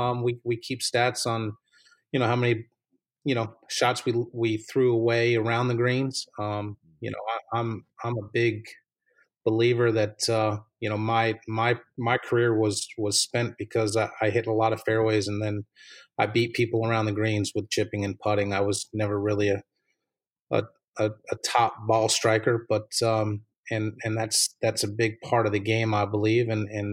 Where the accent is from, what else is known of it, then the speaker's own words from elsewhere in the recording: East Hampton, New York, United States; moved away as an adult; now in Morganton, United States; I grew up in New York, Long Island, New York, in East Hampton. And so coming from a small area